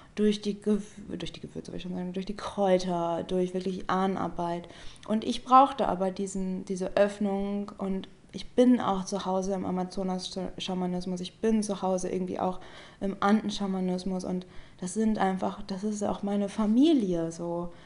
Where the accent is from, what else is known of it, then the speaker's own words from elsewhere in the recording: Germany; ich bin Deutsche